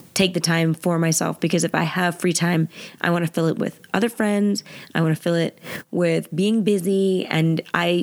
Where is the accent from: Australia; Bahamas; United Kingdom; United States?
United States; New Jersey; I'm from Jersey.